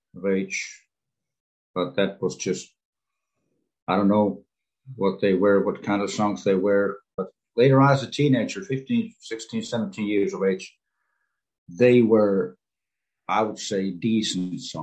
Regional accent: Sastamala, Pirkanmaa, Finland; I was born in the southwestern part of Finland, pretty close to the place where I live right now. I've been around, but I was born here in Sastamala, Finland

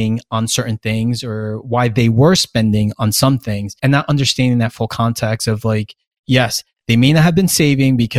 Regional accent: United States; the privilege of being American and growing up American

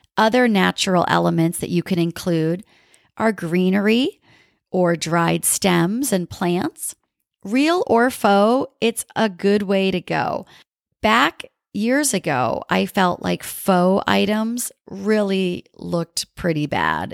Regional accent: New England, United States; now in Southern California, United States; I grew up in New England with all the beautiful colors of fall

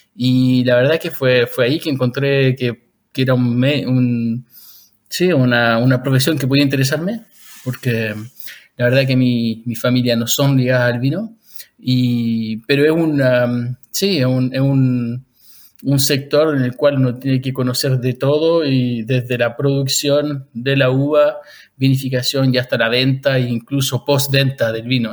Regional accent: Chile; moved away as an adult; also born or lived in Switzerland; now in Lausanne, Switzerland; yo soy chileno de origen, ahora vivo en Suiza

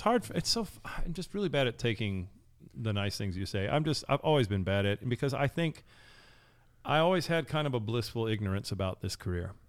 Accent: United States; I'm American.

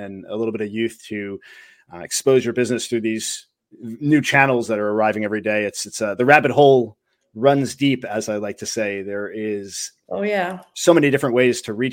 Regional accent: Rockland County, New York, United States; moved away; also born or lived in Suffern, New York; I'm originally from New York, Rockland County. I lived in Suffern for a little while.

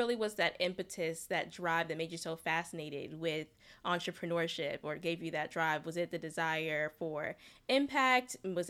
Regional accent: New York City, New York, United States; I grew up in New York City, too

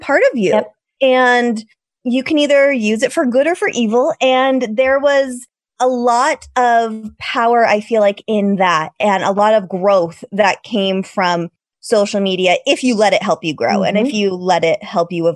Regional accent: Massachusetts, United States; moved away as an adult; now in California, United States; I am from Massachusetts. I moved out to California 11 years ago with my high school sweetheart

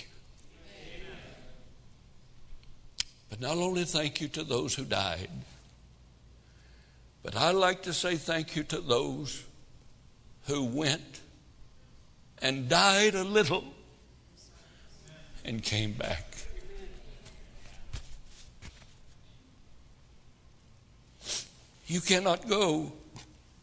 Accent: United States; As an American

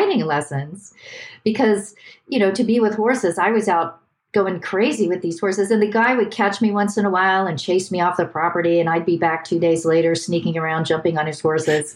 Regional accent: Youngstown, Ohio, United States; I was born in Youngstown, Ohio. It's near Cleveland.

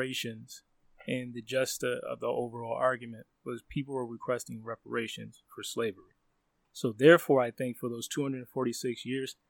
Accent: United States; I have no home country to go back to other than the United States

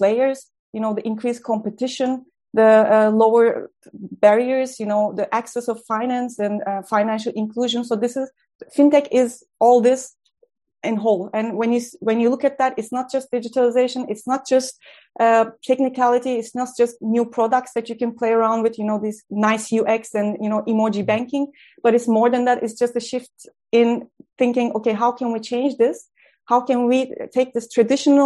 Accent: Turkey; moved away; I trained as a lawyer in my home country in Turkey

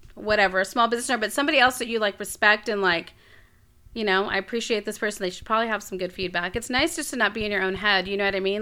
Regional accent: Corpus Christi, Texas, United States; moved away as an adult; also born or lived in Raleigh, North Carolina; now in Abilene, United States; my, like, hometown

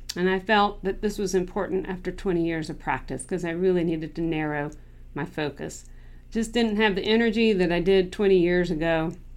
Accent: Clemmons, North Carolina, United States; now in Charlotte, United States; I am from Clemens, North Carolina

